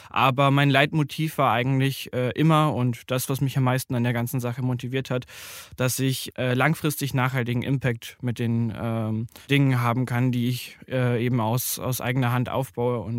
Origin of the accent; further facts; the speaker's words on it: Bavaria, Germany; ich komme ursprünglich aus Bayern, und bin der Group CEO von Living Packets.